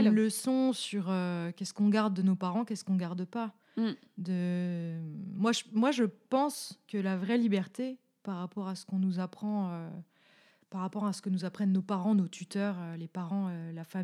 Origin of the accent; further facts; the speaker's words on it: Bourgogne-Franche-Comté, France; accent: franc-comtois; Peut-être avec mon accent franc-comtois en plus.